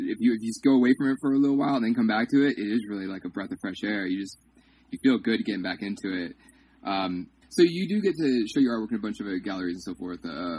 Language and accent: English; Ocala, Florida, United States; moved away; Yeah, I'm from Florida. I lived maybe like 10 what years part? There. Ocala